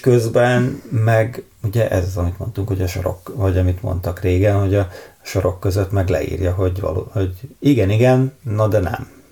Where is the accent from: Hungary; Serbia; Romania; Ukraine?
Hungary; egy vidéki nagyvárosban nőttem fel